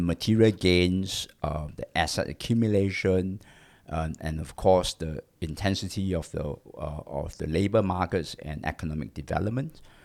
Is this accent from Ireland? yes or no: no; Singapore; I'm a Singaporean, uh, born in Singapore.